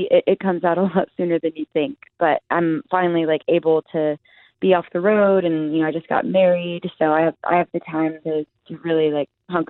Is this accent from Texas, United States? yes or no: yes; Arlington, Texas, United States